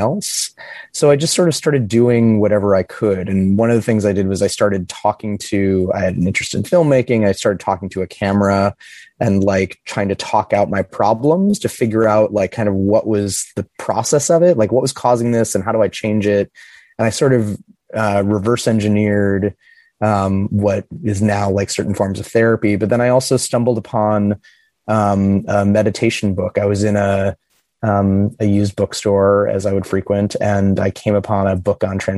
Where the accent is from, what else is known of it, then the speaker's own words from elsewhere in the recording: Midwest, United States; I grew up in the Midwest in a little Rust Belt city